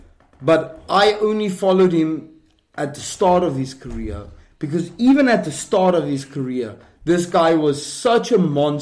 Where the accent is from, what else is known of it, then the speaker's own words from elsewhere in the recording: South Africa; I'm from South Africa